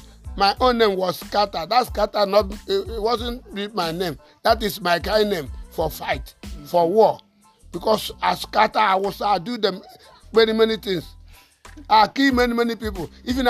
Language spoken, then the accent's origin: English; Enugu, Enugu State, Nigeria; I'm from Enugu. I go on Asia. Water works. I come back. I go Oka, where I get this wound.